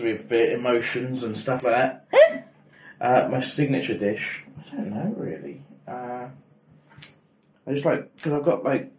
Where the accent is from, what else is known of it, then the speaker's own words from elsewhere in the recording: Flitwick, East of England, United Kingdom; I'm from Flitwick in Bedfordshire.